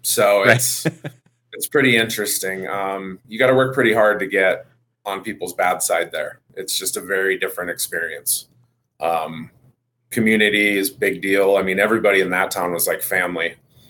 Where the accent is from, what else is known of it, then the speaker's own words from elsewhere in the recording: North Dakota, United States; moved away as an adult; also born or lived in Aberdeen, South Dakota; now in Colorado Springs, United States; I'm originally grew up in North Dakota, but I currently live and reside in Colorado Springs, Colorado.